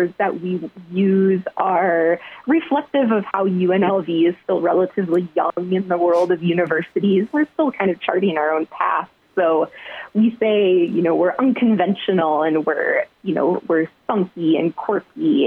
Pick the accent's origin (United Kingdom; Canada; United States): United States; Iowa; moved away as an adult; also born or lived in Mankato, Minnesota / South Dakota; now in Las Vegas, United States; I grew up in Iowa